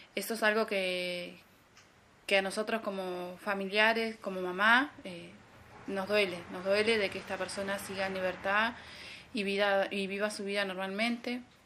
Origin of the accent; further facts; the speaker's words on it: El Bolsón, Río Negro, Argentina; soy de acá de Bolsón, Río Negro, Argentina